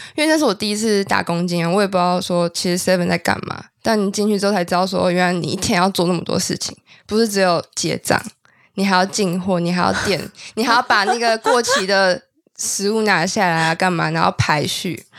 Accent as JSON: {"language": "Chinese", "region": "Taipei", "country": "Taiwan", "tie": "born or raised there", "also_born_or_lived": "Kinmen", "said": "我出生在台北，我只是后来户籍跟我妈迁到金门"}